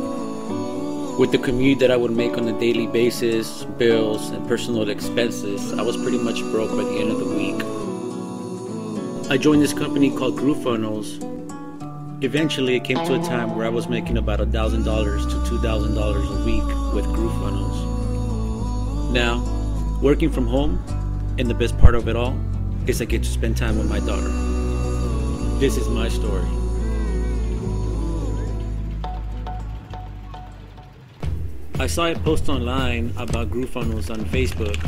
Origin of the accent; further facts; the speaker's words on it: Long Beach, California, United States; I am from Long Beach, California